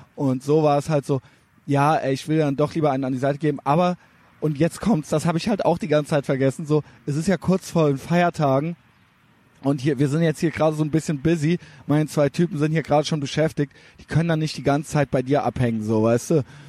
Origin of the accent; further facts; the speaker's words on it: Cologne, North Rhine-Westphalia, Germany; ich bin aus Deutschland